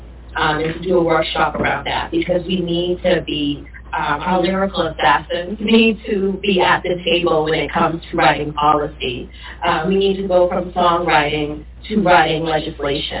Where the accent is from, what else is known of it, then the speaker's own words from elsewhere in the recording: Boston, Massachusetts, United States; also born or lived in Cambridge, Massachusetts; I grew up in Boston